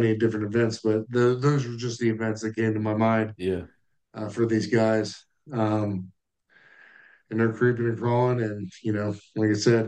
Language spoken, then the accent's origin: English; United States; as an American